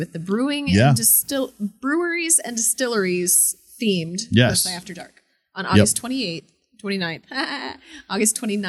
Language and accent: English; Gahanna, Ohio, United States; growing up in Gahanna and doing children's choir and then going to Otterbein